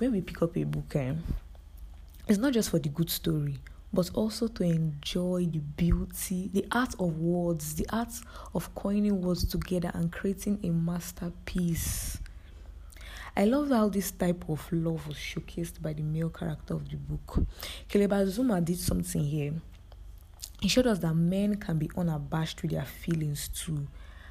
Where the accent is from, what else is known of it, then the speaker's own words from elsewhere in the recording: Nigeria; As a Nigerian living in Nigeria